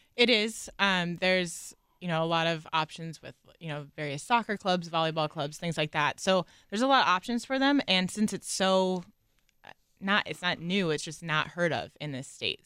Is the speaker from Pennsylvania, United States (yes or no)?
yes; Watsontown, Pennsylvania, United States; also born or lived in Reading, Pennsylvania; I grew up in a really small town in Watson Town, Pennsylvania